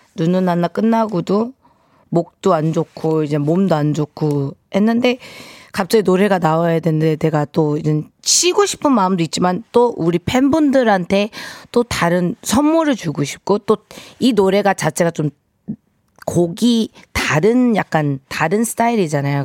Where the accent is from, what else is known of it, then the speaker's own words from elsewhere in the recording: United States; now in South Korea; 제가 이제 한국에서 물론 미국에서 태어났지만